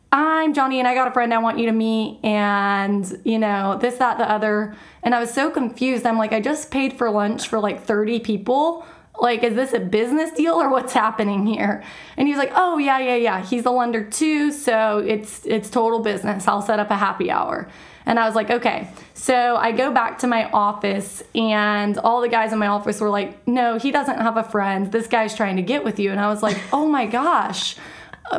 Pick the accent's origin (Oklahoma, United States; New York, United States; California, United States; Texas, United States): Texas, United States; Georgetown; also born or lived in San Marcos, Texas; I grew up in Georgetown, just north of Austin.